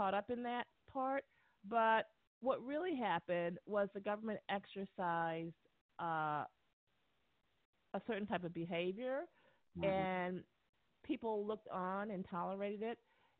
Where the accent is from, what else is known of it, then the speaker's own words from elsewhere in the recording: United States; born there; I was born and educated in the United States as a physician.